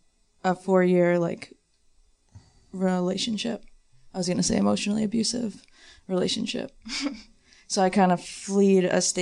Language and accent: English; South Shore, Suffolk County, Long Island, New York, United States; moved away as an adult; now in Los Angeles, United States; I'm from South Shore, Suffolk County.